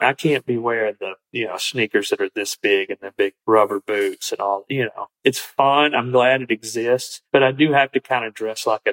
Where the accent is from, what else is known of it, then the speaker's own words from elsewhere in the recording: Green Hill, Alabama, United States; the rednecks that I grew up around in Green Hill, Alabama in the 80s